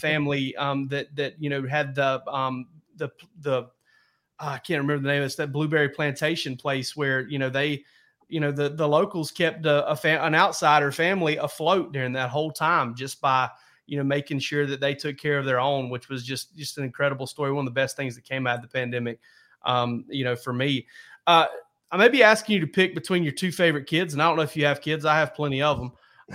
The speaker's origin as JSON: {"language": "English", "region": "deep South Georgia", "country": "United States", "tie": "born or raised there", "said": "I grew up in deep South Georgia"}